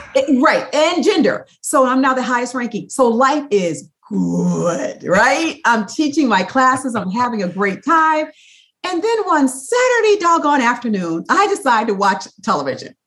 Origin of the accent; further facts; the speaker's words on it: Toledo, Ohio, United States; now in San Diego, United States; I grew up in Toledo, Ohio